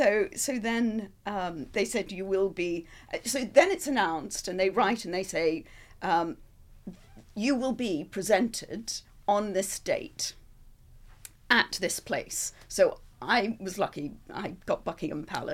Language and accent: English; Australia; now in United Kingdom; being an Australian, that perhaps they'd found out and they were sending me home